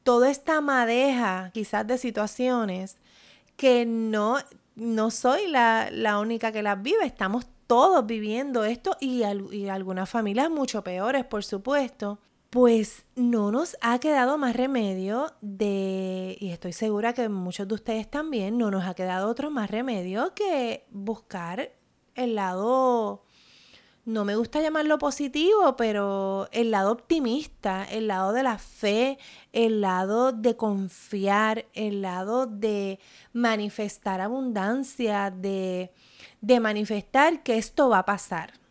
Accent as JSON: {"language": "Spanish", "country": "Puerto Rico", "said": "mi experiencia como puertorriqueña"}